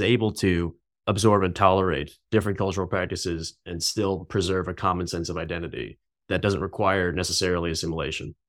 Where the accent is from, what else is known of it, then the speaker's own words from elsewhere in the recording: New York City, New York, United States; moved away as an adult; also born or lived in Beijing, China; now in California, United States; I grew up in New York City, and I came out to California for undergrad